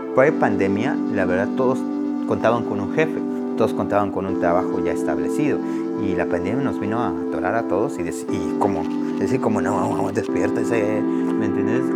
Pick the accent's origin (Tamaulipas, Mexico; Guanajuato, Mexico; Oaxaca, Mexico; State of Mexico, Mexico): Oaxaca, Mexico; now in Asheville, United States; Fui a Oaxaca por dos semanas. Me fui a mi pueblo